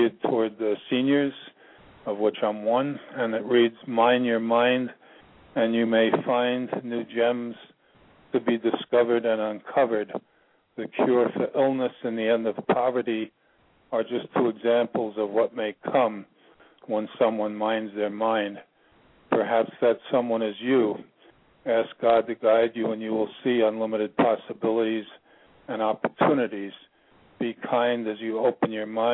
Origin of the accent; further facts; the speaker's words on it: United States; now in Ashland, United States; I'm originally from New York, but I currently reside in a little town about 20 miles north of the capital, Richmond, Virginia. It's called Ashland